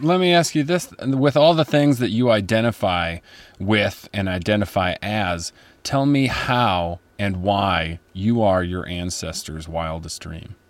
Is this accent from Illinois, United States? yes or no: yes; just outside of Chicago, Illinois, United States; I grew up just outside of Chicago in an upper middle class family